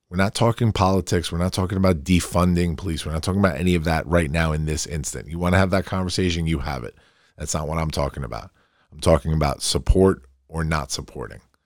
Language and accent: English; Farmingdale, New York, United States; also born or lived in Queens, New York; growing up in Queens as a, as a really young kid and then moving to Farmingdale, my hometown, and living in that part of town